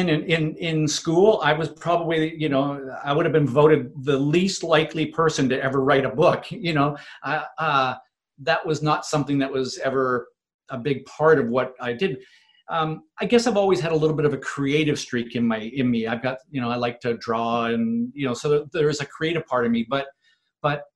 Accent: Vancouver, British Columbia, Canada; my hometown in Vancouver in Canada

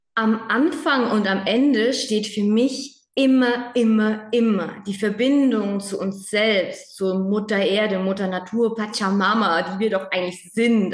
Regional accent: Spain; moved away; ich bin in Spanien aufgewachsen

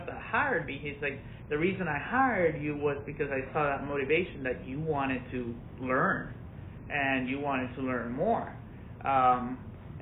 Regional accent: Orlando, Florida, United States; also born or lived in Venezuela; I grew up mostly in Orlando, Florida.

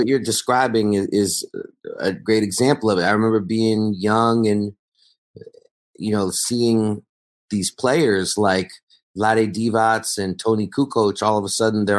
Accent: New York City, New York, United States; I grew up in New York City in the 1980s and 90s.

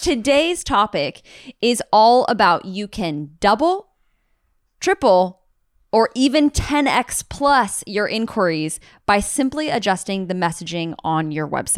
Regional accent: United States; all of us U S A-ans

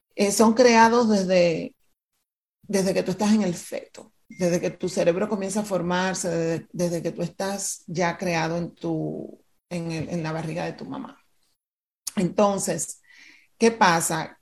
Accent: Dominican Republic; moved away; yo nací frente al mar, me mudé de República Dominicana

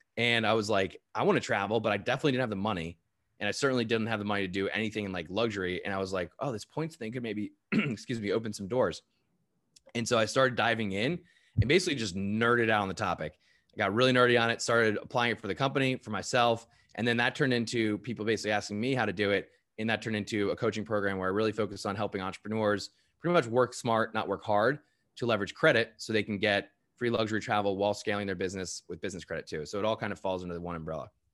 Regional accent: United States; I'm American.

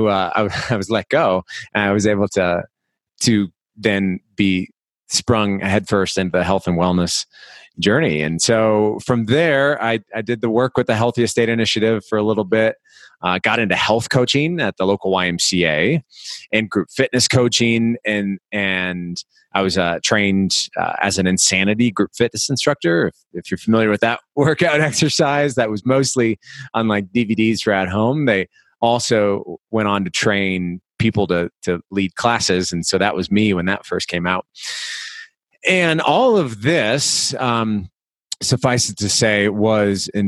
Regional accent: Des Moines, Iowa, United States; moved away as an adult; also born or lived in Miami, Florida; I'm from Iowa originally, so Des Moines

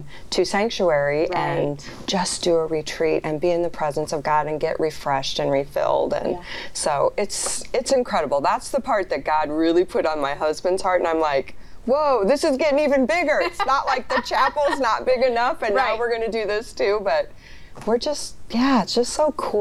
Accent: Sioux City, Iowa, United States; my hometown of Sioux City, Iowa

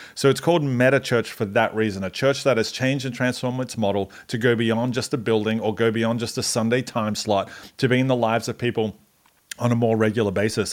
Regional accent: Australia; now in Atlanta, United States; I'm Australian

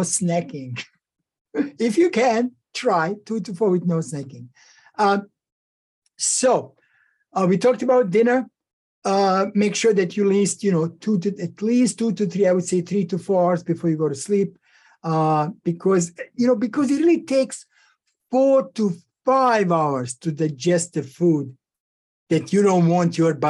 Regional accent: Bosnia & Herzegovina; moved away; back when I was growing up in Yugoslavia, former Yugoslavia, Bosnia and Herzegovina

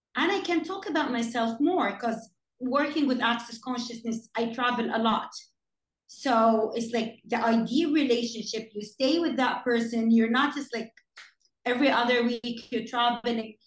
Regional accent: Jeddah, Makkah Province, Saudi Arabia; my hometown Jeddah

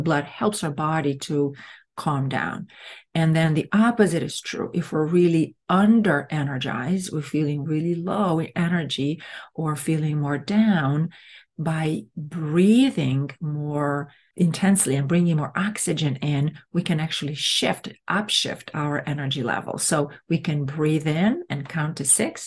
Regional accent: Romania; English is a second language; moved away as an adult; now in United States; I come from a country that it's Latin. I come from Romania

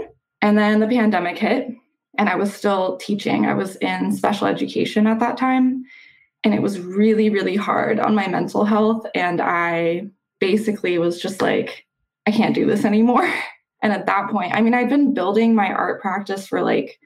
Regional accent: Denver, Colorado, United States; moved away as an adult; also born or lived in Seattle; now in Washington, United States; I grew up in Denver

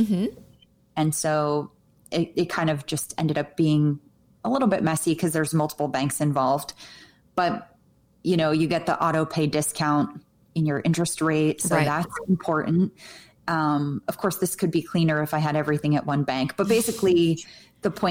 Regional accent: New Jersey, United States; moved away; I grew up in New Jersey where everything was green

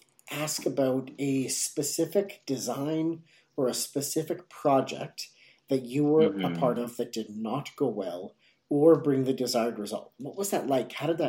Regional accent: Canada; me growing up in Canada, you know, within, I haven't moved outside and lived outside of 100 miles or 100 right. kilometers even from where I'm

